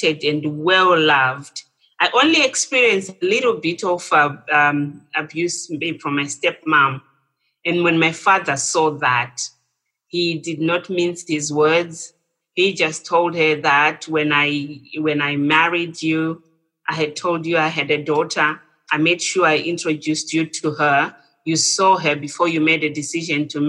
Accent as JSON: {"language": "English", "country": "Zimbabwe", "also_born_or_lived": "England", "moved": "as an adult", "said": "I'm originally from Zimbabwe"}